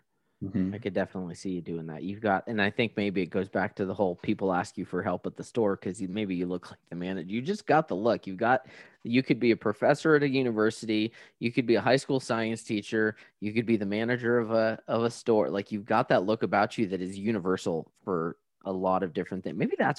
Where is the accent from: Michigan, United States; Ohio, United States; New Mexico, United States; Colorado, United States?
New Mexico, United States; I'm from New Mexico. We don't do anything because it melts in an hour.